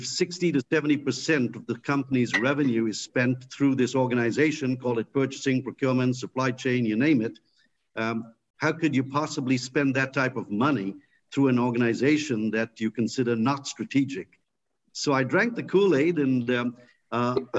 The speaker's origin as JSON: {"language": "English", "country": "India", "tie": "born or raised there", "moved": "as an adult", "lives_now": "United States", "said": "I grew up in India"}